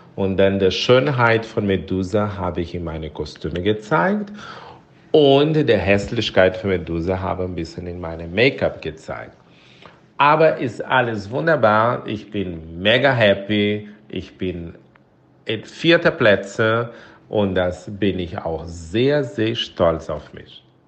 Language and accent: German; Brazil; German is a second language; moved away; ich komme aus Brasilien